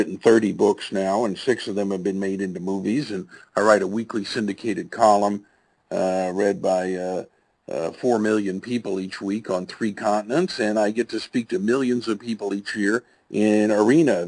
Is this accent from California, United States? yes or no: no; Tulsa, Oklahoma, United States; grew up here in Tulsa, Oklahoma, where I make my home today